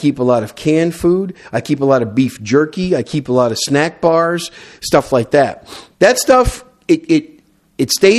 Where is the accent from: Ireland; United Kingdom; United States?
United States; Wisconsin; now in South Texas, United States; I'm from Wisconsin originally